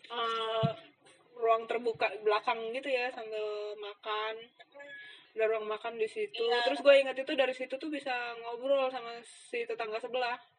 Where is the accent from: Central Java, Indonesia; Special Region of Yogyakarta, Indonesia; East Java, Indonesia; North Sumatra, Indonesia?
East Java, Indonesia; Surabaya; kan secara dari Surabaya tapi itu kan punya gue semua kasur gitu-gitu